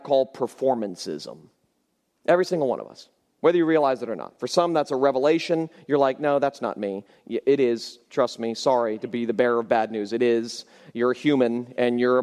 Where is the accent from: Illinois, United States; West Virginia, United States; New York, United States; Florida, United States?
Florida, United States; I grew up in Florida